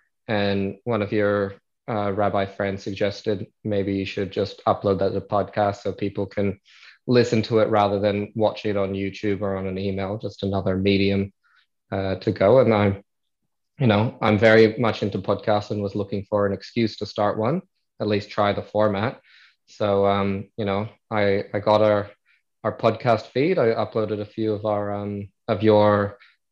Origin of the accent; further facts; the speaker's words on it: Adelaide, South Australia, Australia; accent: American; also born or lived in United States; now in Melbourne, Australia; I born in the US, but I've been in Australia since I was 8 years old. So naturalized Australian, but you'll still hear my American accent